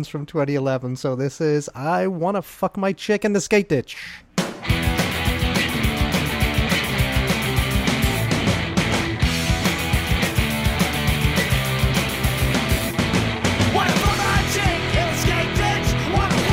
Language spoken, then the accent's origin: English; Merseyside, North West England, United Kingdom; born or raised there; moved away